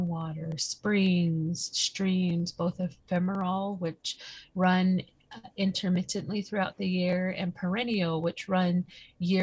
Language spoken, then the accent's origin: English; Four Corners, United States; I come from the Navajo Nation